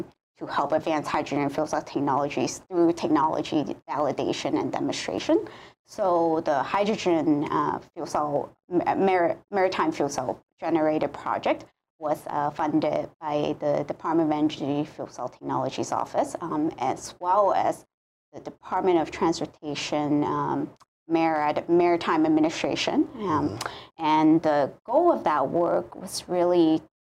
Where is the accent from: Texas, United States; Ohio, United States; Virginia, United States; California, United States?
California, United States; moved away as an adult; now in Hawaii, United States; I grew up in California.